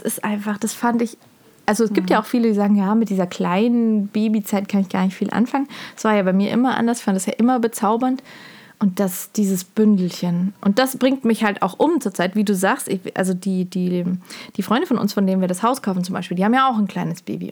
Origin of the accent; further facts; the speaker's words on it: Germany; als Deutscher, Deutsche